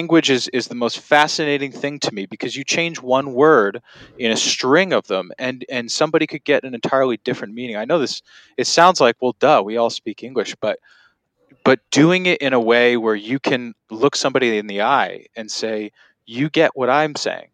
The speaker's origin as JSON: {"language": "English", "region": "Connecticut", "country": "United States", "tie": "born or raised there", "also_born_or_lived": "New York", "moved": "yes", "said": "I grew up in Connecticut"}